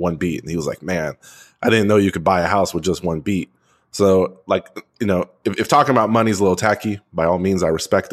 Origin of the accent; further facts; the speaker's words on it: Texas, United States; I grew up in Texas.